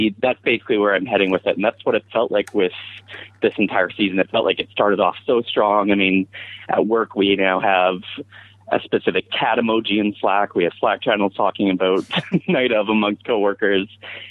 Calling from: Vancouver, British Columbia, Canada; I'm here in Vancouver, BC.

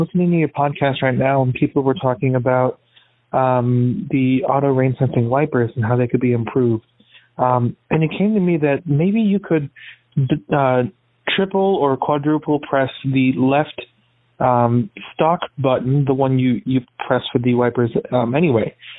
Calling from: Chicago, Illinois, United States; I'm calling in from Chicago

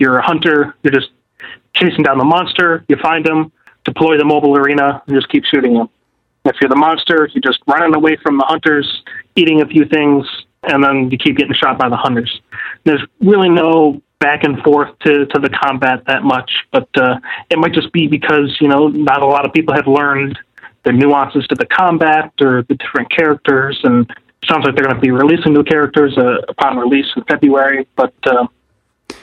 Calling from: Rochester, New York, United States; from Rochester, New York

